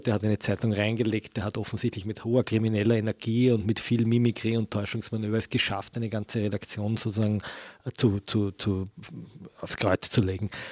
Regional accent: Austria; bei uns in Österreich

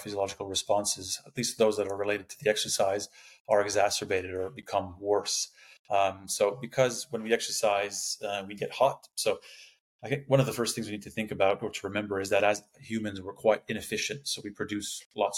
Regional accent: Canada; moved away as an adult; also born or lived in Sydney, Australia / Qatar; now in Canberra, Australia; I'm Canadian. I don't know if you can tell by the accent, but I did my PhD in Sydney.

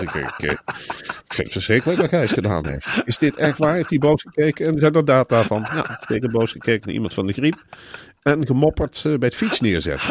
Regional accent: Emmen, Drenthe, Netherlands; Ik kom uit Emmen. De slechtste plek om te wonen in Nederland. Ik kom niet eens uit een mooie wijk in Emmen

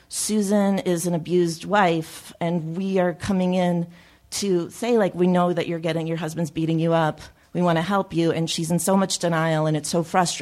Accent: Chicago, Illinois, United States; I grew up in Chicago, and we went to the Second City since I was a little kid

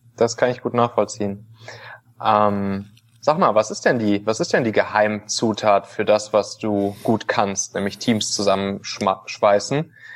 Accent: Rhineland, Germany; ich bin auch Rheinländer

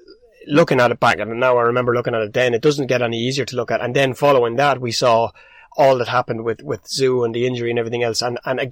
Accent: Ireland; The bigger picture for us as Irish fight lovers and as people who both know Dennis Hogan and know the impact that the man has made, not just on Irish boxing.

